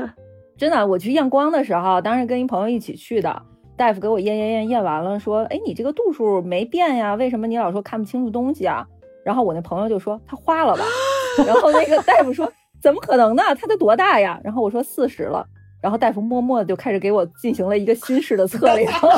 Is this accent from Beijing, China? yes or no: yes; Beijing, China; 因为我现在还在北京生活，这算是我老家